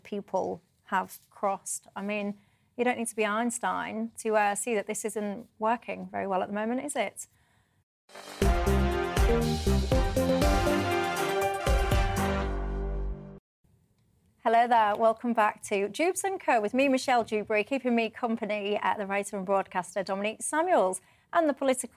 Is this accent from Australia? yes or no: no; Yorkshire and the Humber, United Kingdom; accent: Yorkshire